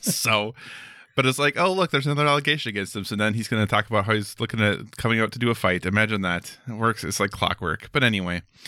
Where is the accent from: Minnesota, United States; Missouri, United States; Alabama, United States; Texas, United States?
Minnesota, United States; growing up in Minnesota